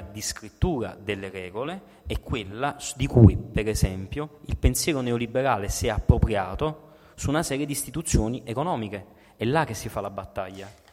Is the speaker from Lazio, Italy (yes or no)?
no; Naples, Campania, Italy; Da napoletano